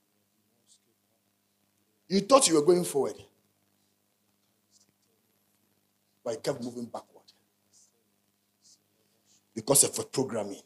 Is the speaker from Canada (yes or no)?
no; Ghana; I'm a Ghanaian.